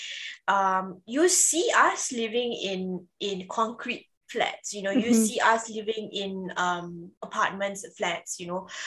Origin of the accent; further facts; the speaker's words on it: Singapore; as a Singaporean